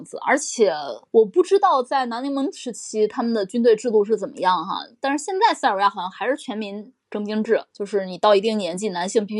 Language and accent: Chinese; China; 对我们中国人来说